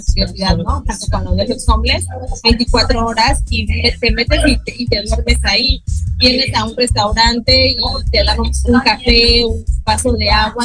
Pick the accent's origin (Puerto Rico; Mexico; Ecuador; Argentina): Mexico; soy una mexicana súper orgullosa